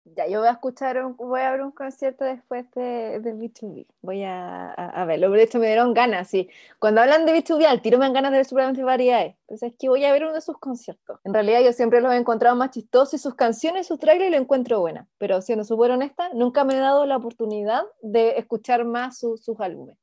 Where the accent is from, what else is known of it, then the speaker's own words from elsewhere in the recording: Chile; acá en Chile